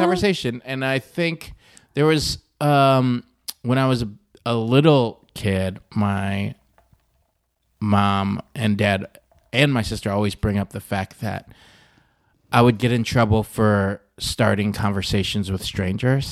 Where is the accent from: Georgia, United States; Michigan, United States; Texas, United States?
Michigan, United States; born or raised there